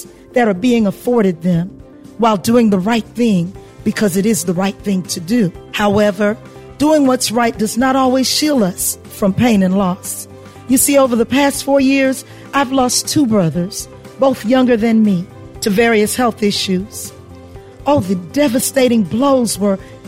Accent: Hilton Head Island, South Carolina, United States; I'm a country girl who was born and raised on Hilton Head Island, South Carolina

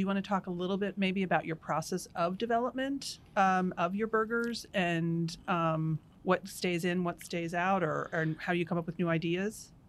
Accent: East Coast, United States; moved away; I'm from the East Coast

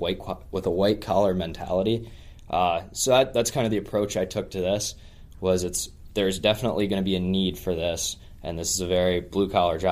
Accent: Alexandria, Virginia, United States; moved away as an adult; from Alexandria, Virginia, just outside of D.C. I was born there, grew up my whole life there

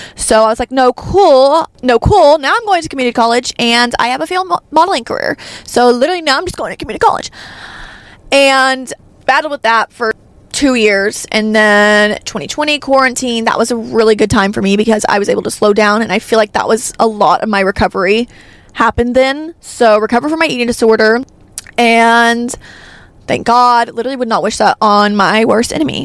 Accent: Arkansas, United States; I'm from Arkansas

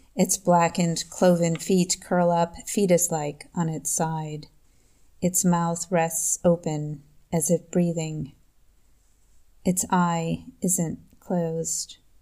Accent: Eden, New York, United States; now in Liechtenstein; I am a poet from Eden, New York

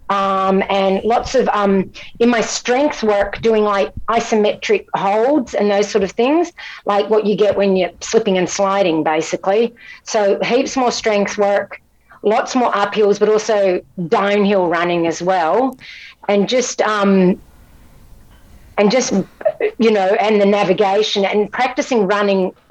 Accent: Scotland, United Kingdom; now in Australia; From Scotland, yeah. I mean, I've, I've become a citizen, but I'm not Australian

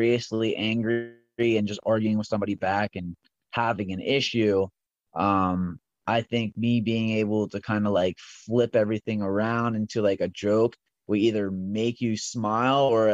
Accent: Hummelstown, Pennsylvania, United States; born and raised. I went to Lowerdorf in high school.

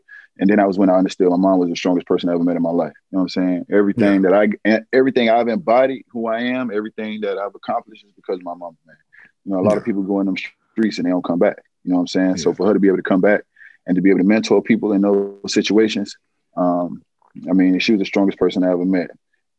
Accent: Miami, Florida, United States; Born and raised North Shore Hospital, man. Grew up, you know, Liberty City. Moved around a little bit.

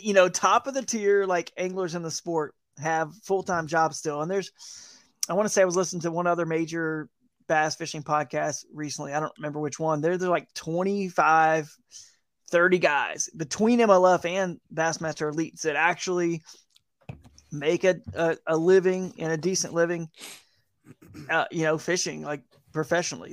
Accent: Atlanta, Georgia, United States; moved away as an adult; also born or lived in Fort Worth, Texas / South Carolina / Charlotte, North Carolina; now in North Carolina, United States; I grew up in Atlanta

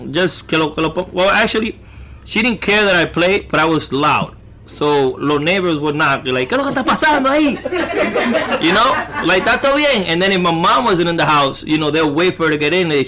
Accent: Bronx, New York, United States; I grew up in the Bronx. Oh, I never moved out of the Bronx.

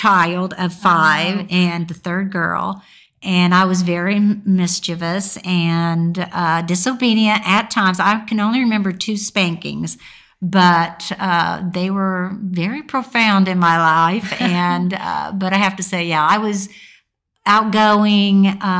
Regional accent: Indiana, United States; No, I was born in Indiana. And I've just moved all over the country. I mean, I spent the first 18 years of my life, well, no, 22, just within 18 miles of my home.

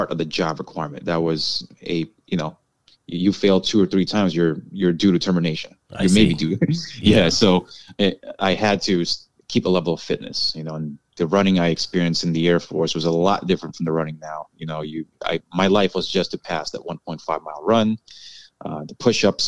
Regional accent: New York City, New York, United States; also born or lived in Hawaii / California; I was born in Queens, New York. I lived in Hawaii and California, and because of my family relocating for jobs, we came back to New York around late 80s or early 90s

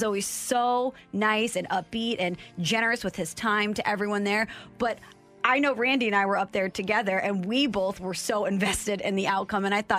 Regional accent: St. Louis, Missouri, United States; as a young kid growing up in St. Louis

